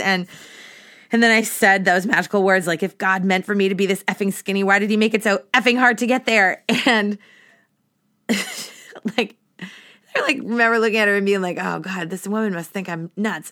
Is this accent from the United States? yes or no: yes; Massachusetts, United States; moved away as an adult; now in Boston, United States; I moved back to my hometown and then, um, eventually into Boston. So I moved back to Massachusetts